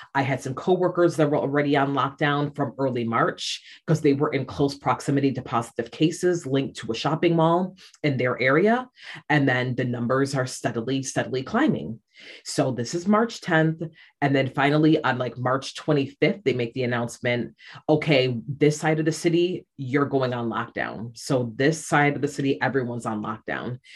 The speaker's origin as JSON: {"language": "English", "town": "Rochester", "region": "New York", "country": "United States", "moved": "yes", "lives_now": "Shanghai, China", "said": "I'm from upstate New York. I'm from Rochester, and um, where I live currently is Shanghai, China."}